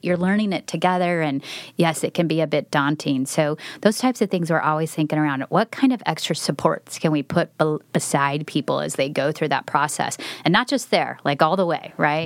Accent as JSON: {"language": "English", "town": "Twin Falls", "region": "Idaho", "country": "United States", "tie": "born or raised there", "moved": "as an adult", "lives_now": "Oregon, United States", "said": "I'm not a native Oregonian, so I grew up in Idaho."}